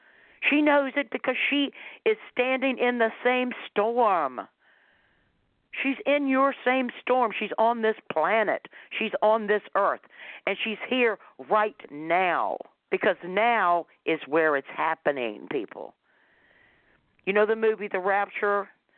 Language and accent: English; the South, United States; I'm from the South, so I'm saying y'all.